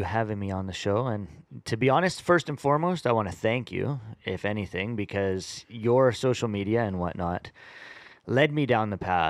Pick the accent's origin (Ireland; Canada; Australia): Canada; Vancouver, British Columbia; I grew up in East Vancouver, Southeast Vancouver.